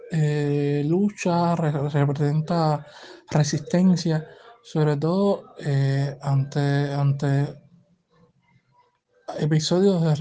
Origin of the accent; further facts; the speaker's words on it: Havana, Cuba; eh, soy de La Habana, Cuba.